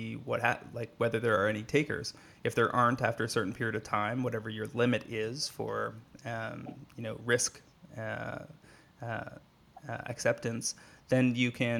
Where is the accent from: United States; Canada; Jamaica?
Canada; as a Canadian